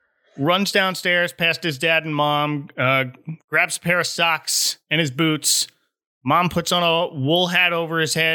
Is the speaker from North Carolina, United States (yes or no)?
no; New Jersey, United States; now in Orlando, United States; I grew up north in New Jersey